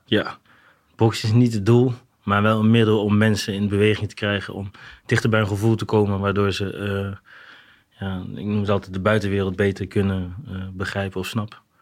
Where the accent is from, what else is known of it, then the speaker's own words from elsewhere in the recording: Arnhem, Gelderland, Netherlands; Ik kom uit Arnhem